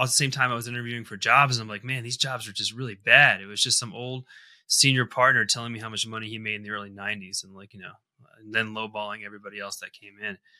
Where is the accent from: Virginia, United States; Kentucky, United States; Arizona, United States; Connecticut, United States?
Connecticut, United States; moved away as an adult; now in Colorado, United States; I grew up in the Northeast in Connecticut, kind of tri-state area.